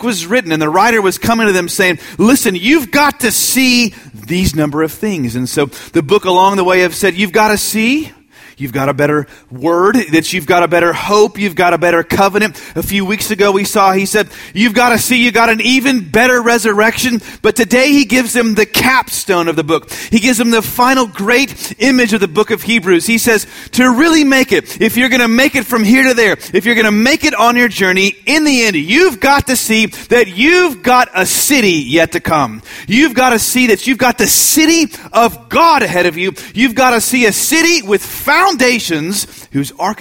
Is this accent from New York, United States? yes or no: no; Austin, Texas, United States; I'm from Austin